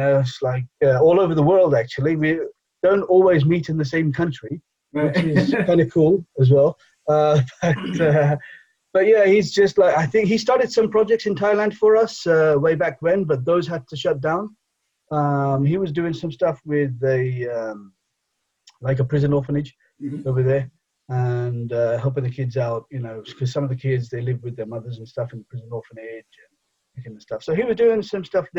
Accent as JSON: {"language": "English", "region": "England", "country": "United Kingdom", "tie": "born or raised there", "first_language": "Bengali", "moved": "yes", "lives_now": "Edinburgh, United Kingdom", "said": "I was born in England, so obviously I speak English, but my mother tongue is otherwise Bengali."}